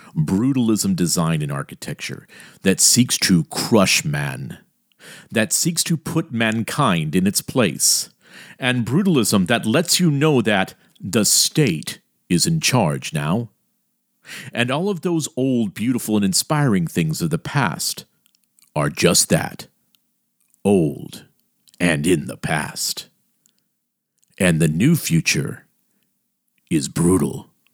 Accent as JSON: {"language": "English", "town": "Miami", "region": "Florida", "country": "United States", "tie": "born or raised there", "also_born_or_lived": "Elkton, Maryland", "said": "my hometown of Miami, Miami of the late sixties and early seventies"}